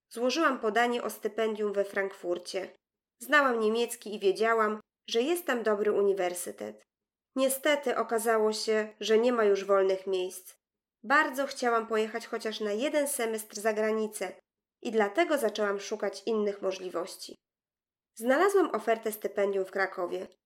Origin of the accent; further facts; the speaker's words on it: Grand Est, France; Polish is a second language; Pochodzę z małego miasta na północy Francji, blisko granicy z Niemcami. W dzieciństwie uczyłam się angielskiego i niemieckiego i nie miałam żadnego kontaktu ani z językiem polskim, ani z Polską.